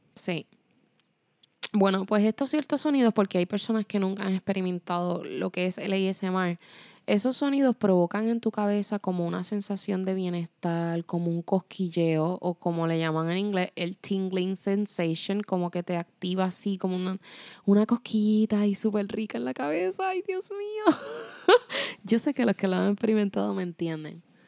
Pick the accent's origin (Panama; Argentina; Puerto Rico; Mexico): Puerto Rico; moved away as an adult; also born or lived in Spain; Yo me fui de Puerto Rico a mis 17 años y me fui para España